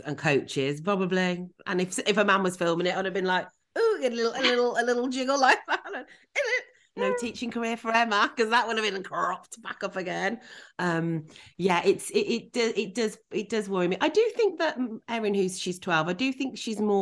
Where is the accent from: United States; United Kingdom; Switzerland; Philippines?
United Kingdom; Birmingham, West Midlands; I've never left Birmingham.